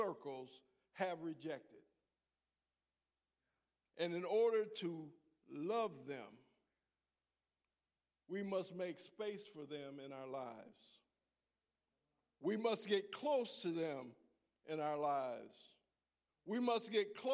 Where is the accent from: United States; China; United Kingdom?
United States; Buffalo, New York; moved away; also born or lived in San Diego; I was born and raised in Buffalo, New York.